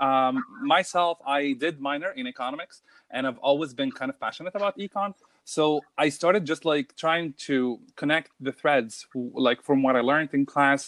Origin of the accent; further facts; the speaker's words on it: Cairo, Cairo Governorate, Egypt; also born or lived in Abu Dhabi; now in Germany; I am from Cairo, Egypt. And my family lives in Abu Dhabi